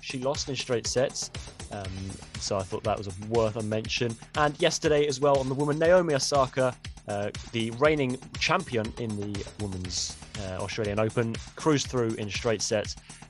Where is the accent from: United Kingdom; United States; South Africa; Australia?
United Kingdom; England; we're English